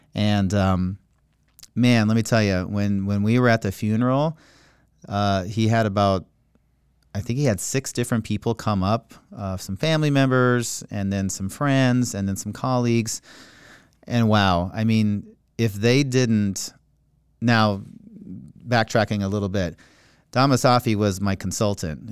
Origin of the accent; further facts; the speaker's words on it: Montana, United States; accent: Minnesota; also born or lived in Minnesota; now in Florida, United States; I was born in Montana. As a result of being born in Montana, I grew up in basically the Rocky Mountains.